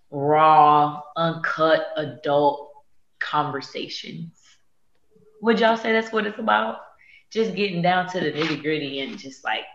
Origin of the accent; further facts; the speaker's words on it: Houston, Texas, United States; now in Atlanta, United States; Yo. In Atlanta, Georgia, by way of Houston, Texas.